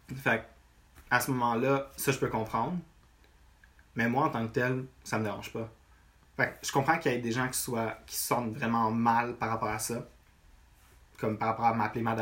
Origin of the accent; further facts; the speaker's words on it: Rive-Nord, Quebec, Canada; moved away as an adult; now in Montreal, Canada; techniquement, je suis né à Montréal, au ah ouais, ok, Mais j'ai, grandi dans ça arrive nord toute ma vie.